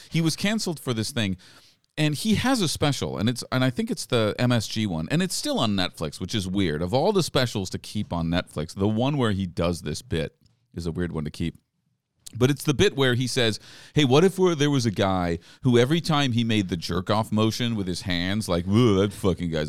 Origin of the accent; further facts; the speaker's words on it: France; born there; also born or lived in England / New York City; I grew up. I was born in France.